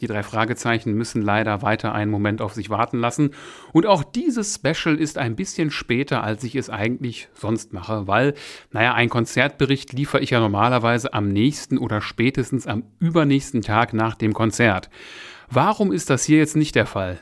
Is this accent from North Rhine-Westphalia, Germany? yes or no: yes; Essen, North Rhine-Westphalia, Germany; Ich bin ja ursprünglich aus Essen